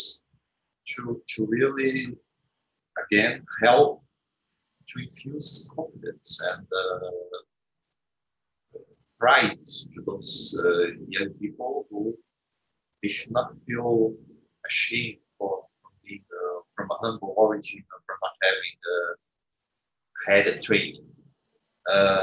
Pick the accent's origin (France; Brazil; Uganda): Brazil; we are from Brazil or from the third world